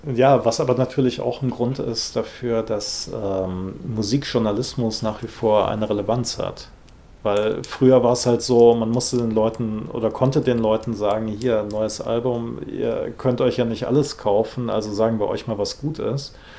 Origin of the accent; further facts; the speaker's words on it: Rhineland, Germany; ich bin im Rheinland aufgewachsen